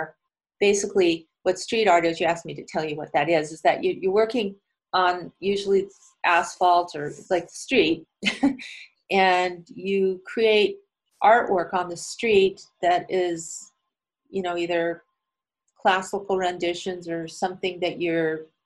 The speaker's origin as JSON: {"language": "English", "country": "United States", "said": "I was from America"}